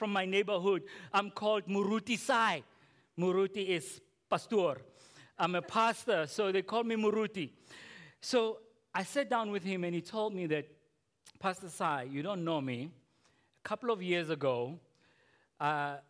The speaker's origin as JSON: {"language": "English", "town": "Potchefstroom", "region": "North West", "country": "South Africa", "tie": "born or raised there", "said": "growing up in Potch's room"}